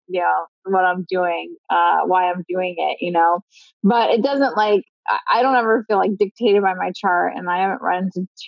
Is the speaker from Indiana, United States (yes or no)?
no; Philadelphia, Pennsylvania, United States; I'm from Philly